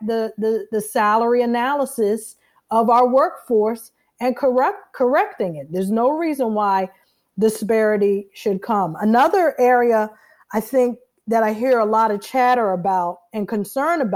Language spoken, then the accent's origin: English; Fort Washington, Maryland, United States; I am from Fort Washington, Maryland, which is in Prince George's County, Maryland